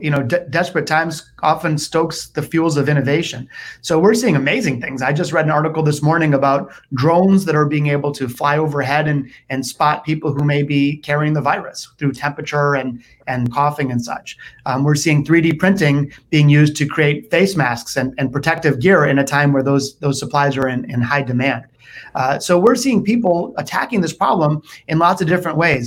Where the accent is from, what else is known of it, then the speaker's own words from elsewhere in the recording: Detroit, Michigan, United States; also born or lived in Naples, Florida; I was born in the city, not the suburbs, and I've spent most of my life in Detroit